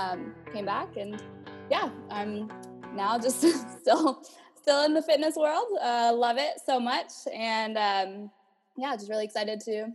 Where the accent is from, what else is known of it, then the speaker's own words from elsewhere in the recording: California, United States; moved away as an adult; also born or lived in Columbus, Georgia; I'm originally from California. I was a personal trainer out there. About 5 years ago, moved to Columbus, Georgia. Lived there for a while